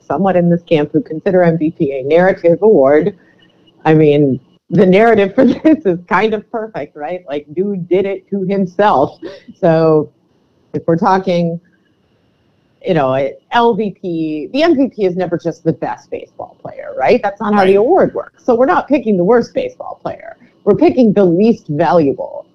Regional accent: Cleveland, Ohio, United States; now in New York, United States; I'm from Cleveland

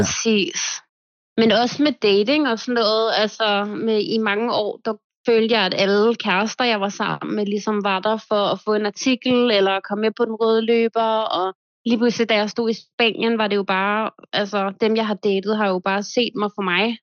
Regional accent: Denmark; moved away as an adult; now in Marbella, Spain; jeg flyttede for to år siden, og jeg har faktisk slet ikke været hjemme i Danmark endnu

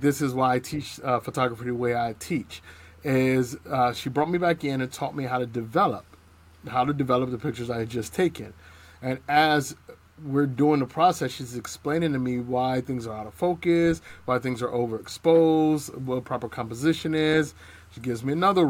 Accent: Cleveland, Ohio, United States; moved away as an adult; also born or lived in Texas; I grew up in Cleveland, Cleveland, Ohio, by way of Texas

